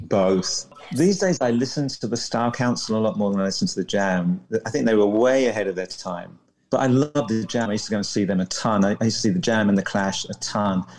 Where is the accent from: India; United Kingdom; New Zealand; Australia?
United Kingdom; London; moved away as an adult; also born or lived in Coventry / San Francisco; now in New Orleans, United States; I was from London, so I moved back